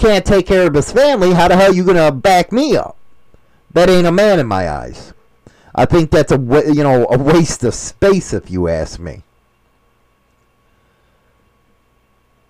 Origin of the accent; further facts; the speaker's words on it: United States; I'm an American